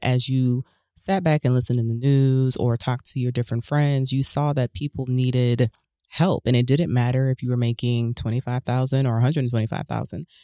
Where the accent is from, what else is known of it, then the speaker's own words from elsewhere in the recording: Huntsville, Alabama, United States; I grew up in Huntsville, Alabama